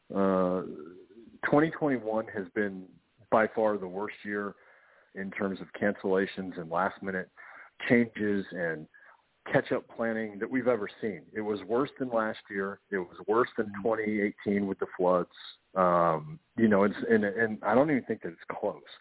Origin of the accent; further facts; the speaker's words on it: Kansas, United States; now in South Carolina, United States; I grew up in Tornado Alley out in Kansas